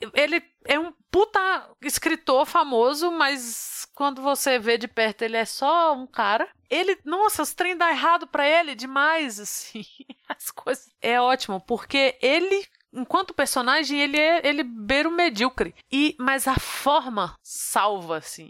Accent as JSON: {"language": "Portuguese", "country": "Brazil", "first_language": "Portuguese", "said": "me senti orgulhosa de ser brasileira"}